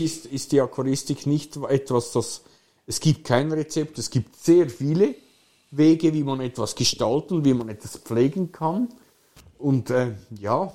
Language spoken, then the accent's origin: German; Switzerland; bei uns in der Schweiz